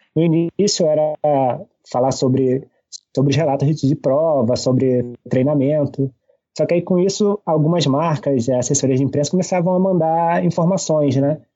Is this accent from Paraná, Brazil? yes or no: no; Saquarema, Rio de Janeiro, Brazil; moved away as an adult; now in Niterói, Brazil; eu sou da cidade de Saquarema, né? É no, no interior do estado do Rio, é cidade de praia, né? eu sempre fui na praia, diz minha mãe que eu quase nasci na praia